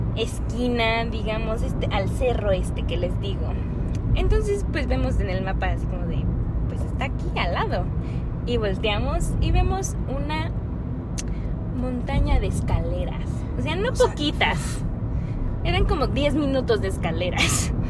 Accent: Mexico; also born or lived in Canada

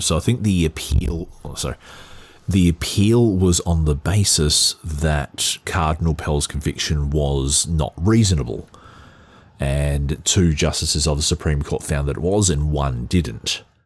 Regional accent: Australia; as an Australian and as an Australian who was quite religious some years ago

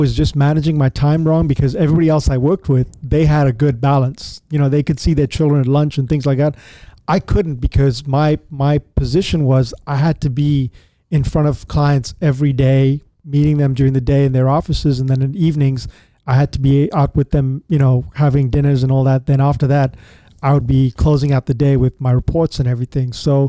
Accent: South Africa; Because I grew up in Africa during the time of apartheid, and it was made very clear to me that I was a brown piece of shit.

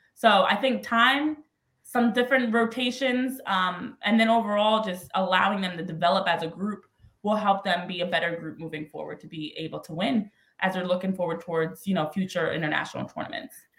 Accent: New Jersey, United States; now in Philadelphia, United States; born and raised a Jersey girl, but still live in Philly uh, these days

